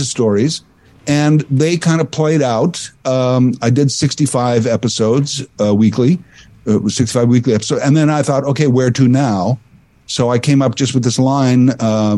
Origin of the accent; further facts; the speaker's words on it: Saskatchewan, Canada; similarly growing up in Saskatchewan, I was more in the mid province